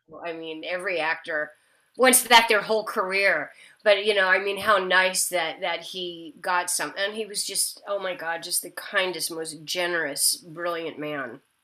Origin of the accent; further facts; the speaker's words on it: Nebraska, United States; also born or lived in Kansas; now in California, United States; I'm from the Midwest. I grew up, I was born in Kansas and grew okay. up in Nebraska